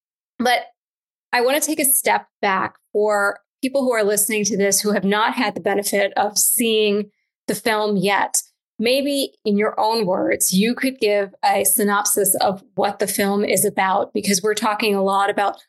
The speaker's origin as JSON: {"language": "English", "region": "the South", "country": "United States", "tie": "born or raised there", "said": "as an immigrant, growing up, I grew up in the South, and I was, you know, one of maybe two Indian kids in my middle school."}